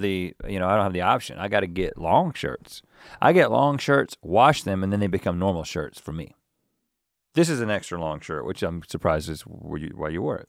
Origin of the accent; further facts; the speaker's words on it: Harnett County, North Carolina, United States; we're just a couple of guys who grew up in Harnett County